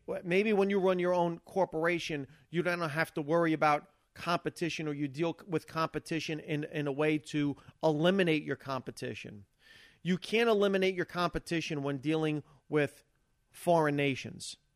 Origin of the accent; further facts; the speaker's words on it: United States; I'm an American